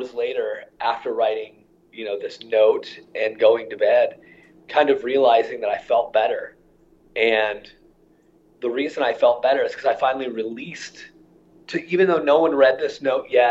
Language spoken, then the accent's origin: English; Iowa, United States; my childhood is really a pretty typical Midwest childhood in terms of, you know, I grew up in Iowa.